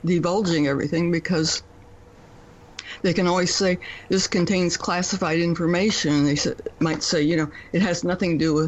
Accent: Columbus, Ohio, United States; I'm from near Columbus

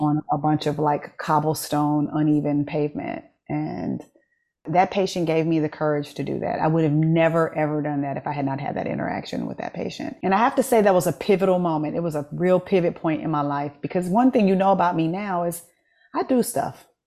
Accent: United States; as an American who doesn't speak French

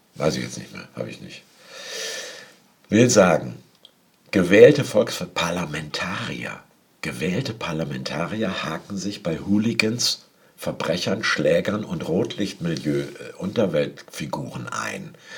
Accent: Hamburg, Germany; moved away; als Hamburger

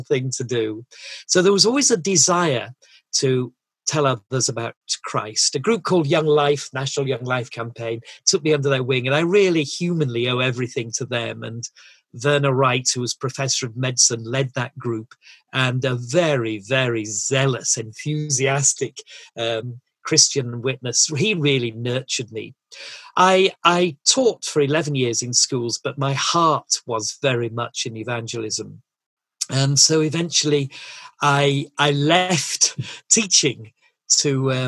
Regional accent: Yorkshire and the Humber, United Kingdom; I'm a Yorkshireman and brought up in a lovely family.

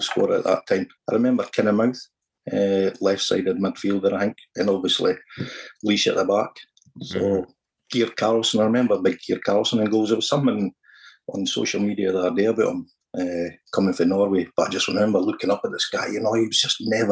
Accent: Dunfermline, Scotland, United Kingdom; I had great memories of growing up in Dunfermline

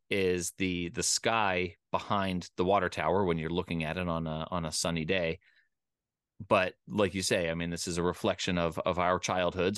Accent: Philadelphia, Pennsylvania, United States; also born or lived in Richmond, Virginia; I grew up in the Philadelphia area

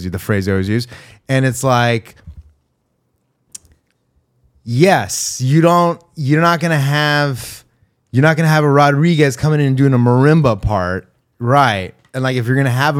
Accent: Los Angeles, California, United States; I grew up in Los Angeles

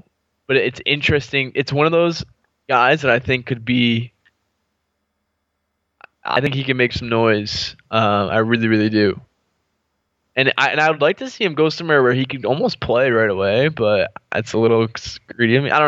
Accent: California, United States; even though I grew up in California

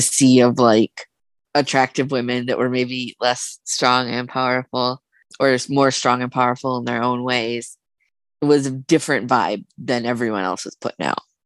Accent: South Dakota, United States; I'm originally from South Dakota

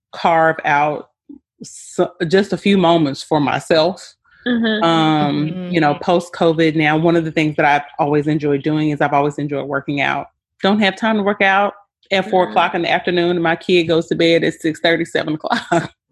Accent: Memphis, Tennessee, United States; moved away as an adult; also born or lived in Michigan / Maryland; I was actually born and raised in Memphis, Tennessee.

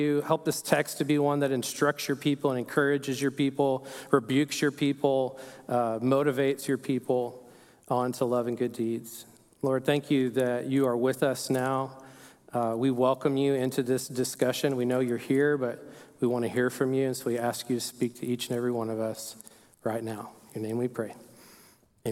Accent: Perryton, Texas, United States; moved away as an adult; The house I grew up in Perryton.

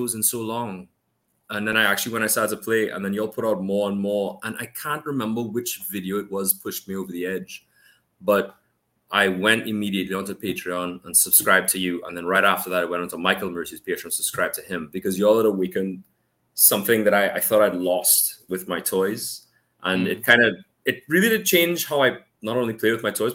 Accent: Trinidad & Tobago; also born or lived in Canada; I'm from Trinidad and Tobago. I was born in Canada, and then I moved down here as soon as we could fly. And I've been living here

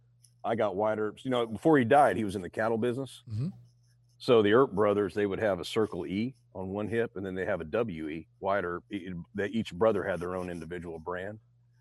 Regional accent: Modesto, California, United States; I was born in Modesto, North California, raised there. And I stomped around in Oakdale, California is where my stomping grounds were and all up through Bakersfield.

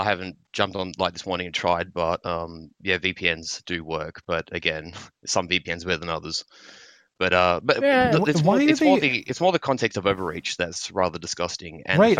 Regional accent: Australia; Fortunate as an Australian, I can still get through.

